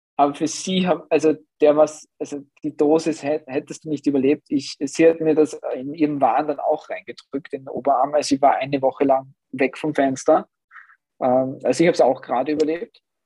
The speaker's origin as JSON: {"language": "German", "region": "Upper Austria", "country": "Austria", "moved": "yes", "said": "ich komme ursprünglich aus Oberösterreich"}